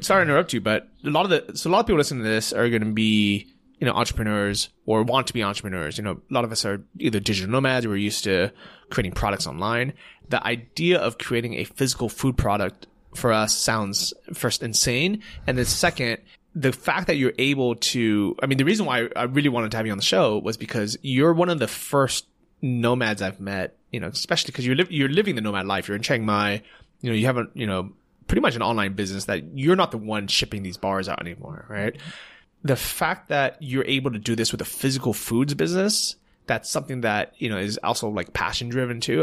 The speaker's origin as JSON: {"language": "English", "country": "United States", "said": "as an American"}